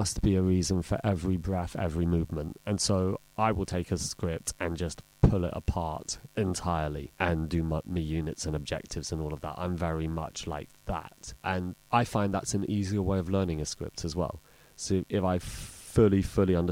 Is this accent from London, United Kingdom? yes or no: yes; London, United Kingdom; I was born in Northwest London